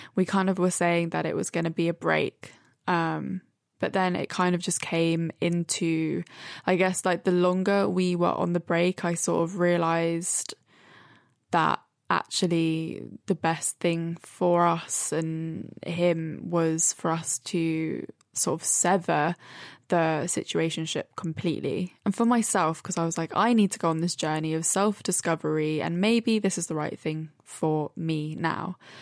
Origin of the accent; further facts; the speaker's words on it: Brighton, South East England, United Kingdom; now in London, United Kingdom; I'm in Brighton